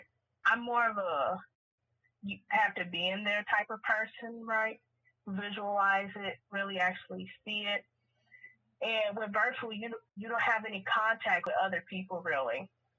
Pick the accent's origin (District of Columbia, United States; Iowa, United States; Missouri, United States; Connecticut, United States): Missouri, United States; Kansas City; I am from Kansas City, as you just heard.